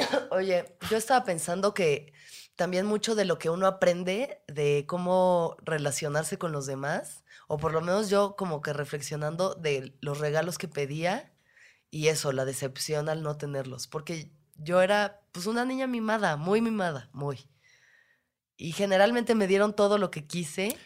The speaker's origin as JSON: {"language": "Spanish", "region": "Mexico City", "country": "Mexico", "said": "Nosotros, igual siendo chilangos"}